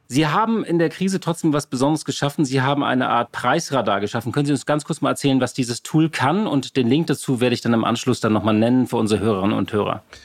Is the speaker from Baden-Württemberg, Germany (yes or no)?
no; Hamburg, Germany; als Hamburger